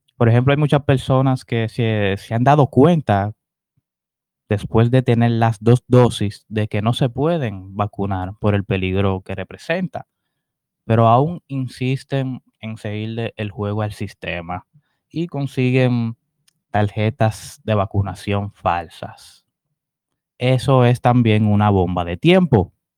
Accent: Dominican Republic

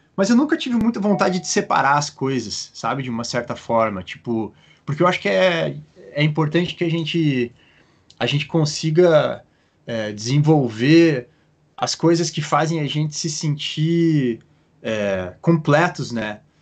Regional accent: Curitiba, Paraná, Brazil; moved away as an adult; also born or lived in Petrópolis / California / Australia; now in Oregon, United States; eu sou de Curitiba, é, nasci e cresci em Curitiba

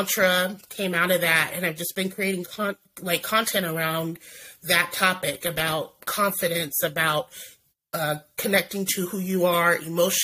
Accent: Oregon, United States; I born and raised in Oregon, currently live in Oregon.

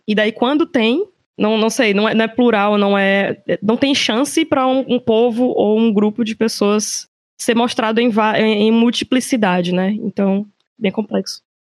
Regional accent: Teresina, Piauí, Brazil; moved away; eu sou de Teresina, mas não estou morando em Teresina, infelizmente

